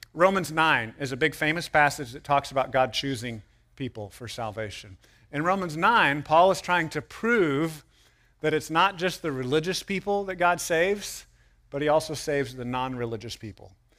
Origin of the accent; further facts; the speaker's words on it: United States; as American people